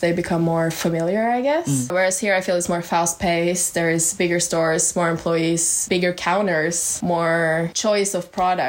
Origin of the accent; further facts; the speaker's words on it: Norway; moved away as an adult; as you've heard four times already. I'm from Norway, actually. I'm an exchange student